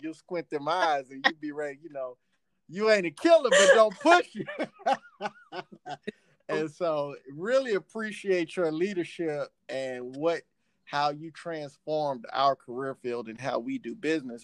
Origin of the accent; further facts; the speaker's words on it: Texas, United States; born and raised in Texas